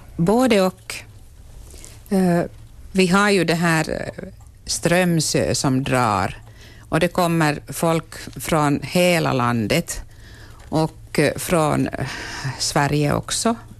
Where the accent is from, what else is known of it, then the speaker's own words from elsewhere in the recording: Vaasa-Korsholm area, Ostrobothnia, Finland; min hembygd